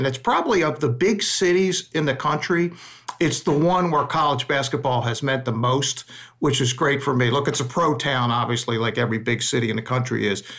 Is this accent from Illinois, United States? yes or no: no; Baltimore, Maryland, United States; moved away as an adult; also born or lived in Philadelphia; I grew up in Baltimore, and it's like an hour and a half, 2 hours from Philadelphia.